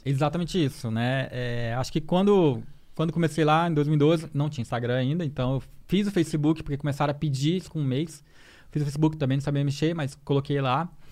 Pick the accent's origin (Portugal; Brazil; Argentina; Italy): Brazil; Porto Velho, Rondônia; also born or lived in Maranhão; Sou do Maranhão, é nasci do Maranhão e cresci em Rondônia, em Porto Velho